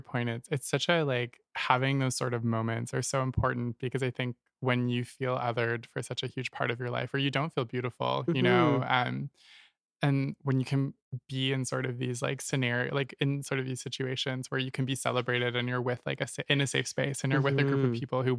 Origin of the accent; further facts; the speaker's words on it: Nova Scotia, Canada; moved away as an adult; now in Toronto, Canada; I'm from Nova Scotia originally.